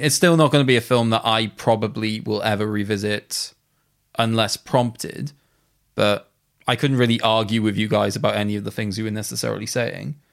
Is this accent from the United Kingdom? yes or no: yes; Wales, United Kingdom; being a Welshman